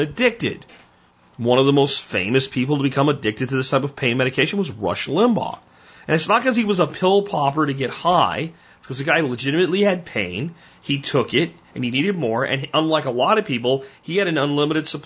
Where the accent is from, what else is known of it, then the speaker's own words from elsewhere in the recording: Pottsville, Pennsylvania, United States; I grew up in Pottsville, Pennsylvania. When I was in high school in Pottsville, Pennsylvania